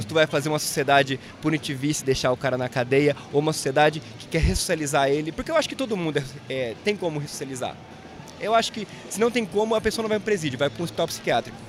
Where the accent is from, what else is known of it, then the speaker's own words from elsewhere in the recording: interior of Paraná, Brazil; also born or lived in Curitiba; eu não nasci em Curitiba, nasci no interior do Paraná. E aí eu fui ah, pra entendi. Curitiba depois de uns 22 anos.